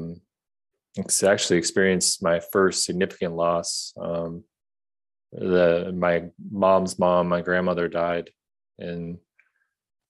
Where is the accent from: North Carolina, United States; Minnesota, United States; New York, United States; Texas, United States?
Minnesota, United States; Bloomington; I grew up in Bloomington, Minnesota, just south of Minneapolis